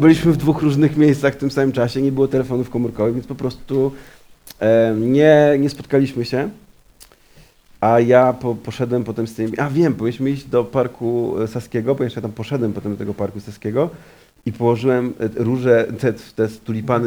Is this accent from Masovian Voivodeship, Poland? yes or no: yes; Warsaw, Masovian Voivodeship, Poland; jestem warszawiakiem